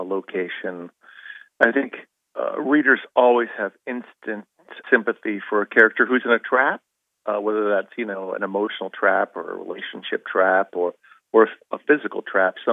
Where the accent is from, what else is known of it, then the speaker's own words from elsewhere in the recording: Arizona, United States; I grew up in Arizona